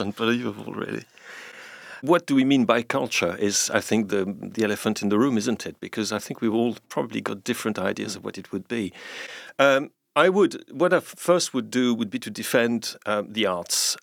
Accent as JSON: {"language": "English", "region": "London", "country": "United Kingdom", "said": "I, am a Londoner myself too"}